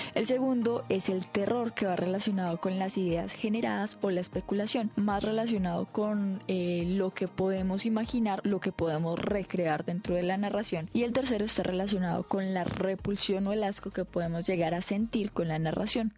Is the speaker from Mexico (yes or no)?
no; Colombia; en países como Colombia no tenemos una tradición tan marcada